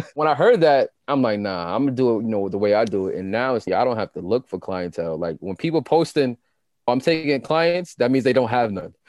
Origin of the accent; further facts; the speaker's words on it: New York City, New York, United States; I'm a kid from Queens. Like, I grew up in Southside. I grew up in Jamaica.